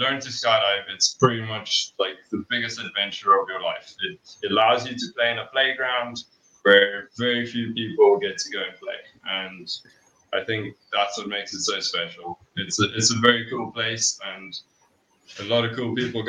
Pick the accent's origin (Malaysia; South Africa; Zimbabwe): South Africa; Johannesburg, Gauteng; moved away as an adult; now in Malmesbury, South Africa; I grew up in Joburg. Pretty much lived my whole life in a suburb. I think it's Melville, just next to Auckland Park.